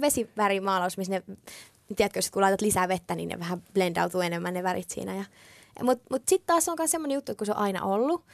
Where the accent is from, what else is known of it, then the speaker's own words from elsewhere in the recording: Finland; mä oon just aina asunut Suomessa, mä oon syntynyt Suomessa